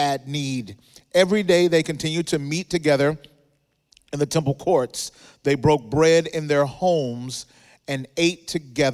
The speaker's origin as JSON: {"language": "English", "region": "Mississippi", "country": "United States", "tie": "born or raised there", "moved": "as an adult", "lives_now": "Southern California, United States", "said": "I grew up in Mississippi"}